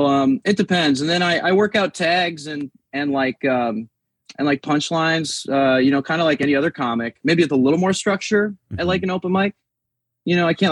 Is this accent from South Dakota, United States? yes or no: yes; South Dakota, United States; now in Little Rock, United States; I grew up in South Dakota